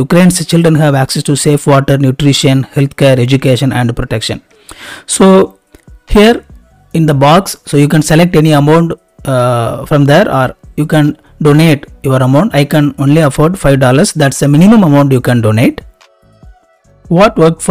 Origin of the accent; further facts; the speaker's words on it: India; I am a very small YouTube creator and I am from India